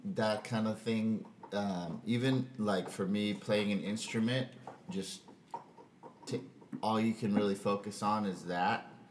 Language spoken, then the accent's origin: English; Southern California, United States; moved away; also born or lived in Michigan; I was from Southern California. I surfed every day